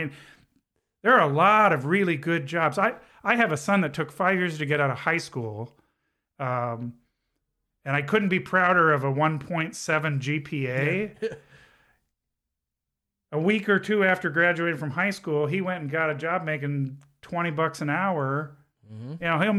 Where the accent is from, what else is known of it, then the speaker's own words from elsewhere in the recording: Southern California, United States; now in Elkhart County, United States; I grew up in Southern California